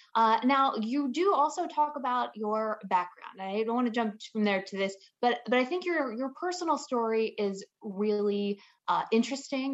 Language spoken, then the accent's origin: English; a small town right outside of Atlanta, Georgia, United States; accent: southern; now in California, United States; grew up in a small town right outside of Atlanta, Georgia